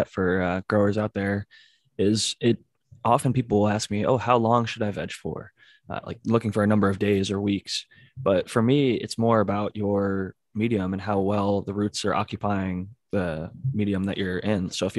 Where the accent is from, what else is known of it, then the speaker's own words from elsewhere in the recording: Ohio, United States; because I'm from Ohio where it actually gets frigid.